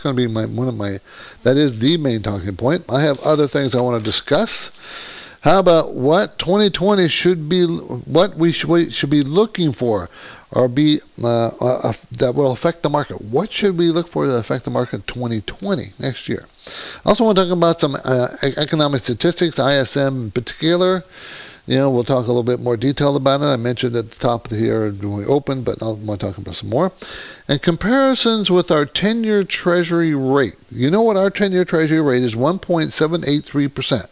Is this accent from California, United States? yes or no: yes; Southern California, United States; also born or lived in New Jersey / New York; I'm from Southern California, been in Southern California for, I grew up here